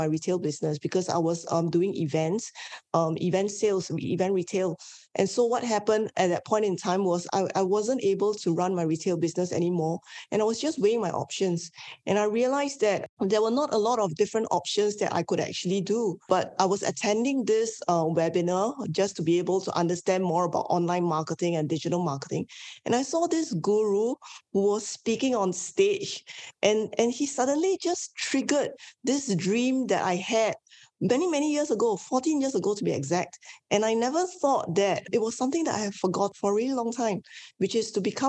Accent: Singapore; I am born and bred in Singapore. I'm Asian Chinese

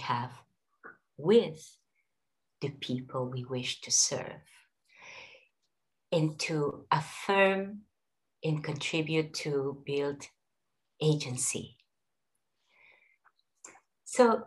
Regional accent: Peru; moved away; as well as in my own current country, as well as in my home country of Peru

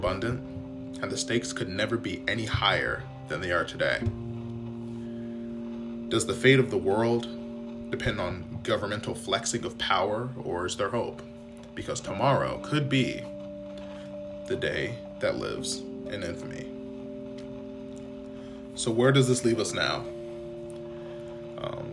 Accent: United States; as an American society

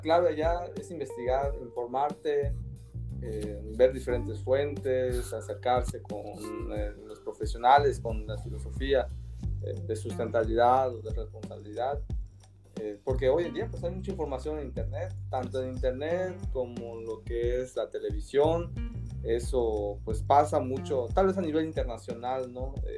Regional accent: Mexico

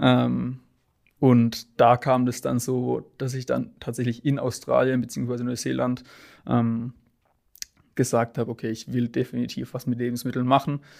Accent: Sinsheim, Baden-Württemberg, Germany; ich bin 21 Jahre alt und komme aus Sinsheim gebürtig

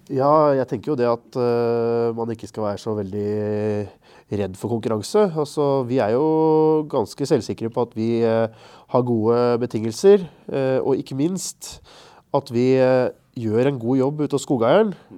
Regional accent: Marker, Østfold, Norway; jeg er fra Marker kommune, rett ved svenskegrensa

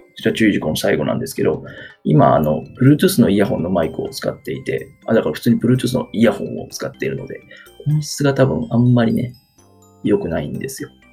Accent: Kansai, Japan; accent: Kansai dialect; moved away as an adult; now in Kanto, Japan; 出身は、はい、関西です。関西人なので、生粋の関西人

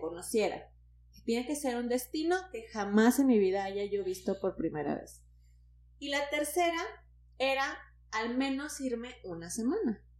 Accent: Tampico, Tamaulipas, Mexico; soy de Tampico

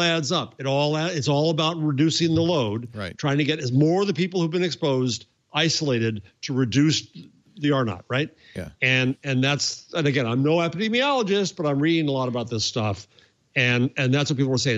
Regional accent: New York City, New York, United States; as a New Yorker, as a New York City person

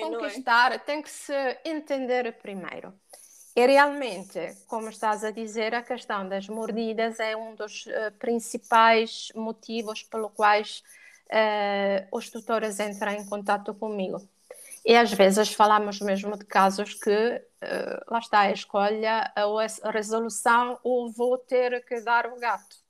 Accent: Italy; accent: Italian; Portuguese is a second language; now in Portugal; eu sou italiana

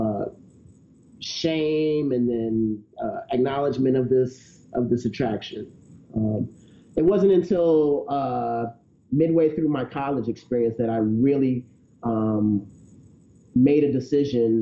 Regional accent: the South, United States; I was raised in the South in a pretty conservative religious background.

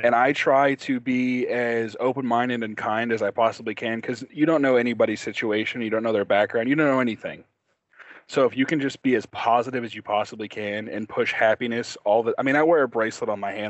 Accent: California, United States; also born or lived in Oklahoma; So I moved, so I'm originally from California. That's where I was born. We'll start there. Military family, moved a lot.

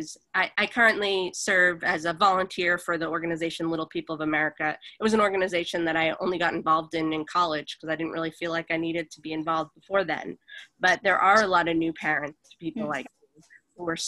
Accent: Boston, Massachusetts, United States; moved away as an adult; also born or lived in Los Angeles; I'm originally from Boston, Massachusetts, so I moved out there after college

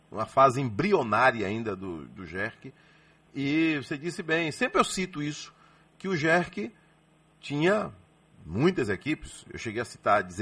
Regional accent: Salvador, Bahia, Brazil; Sou, sou daqui de Salvador.

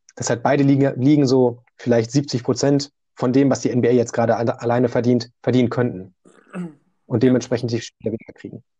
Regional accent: Germany; Ich komme aber auch jetzt aus Deutschland

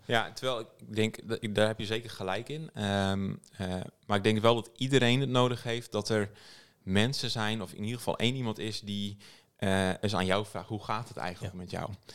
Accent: Friesland, Netherlands; ik ben, wat ik altijd het belangrijkste vind om te noemen is dat ik uit Friesland kom

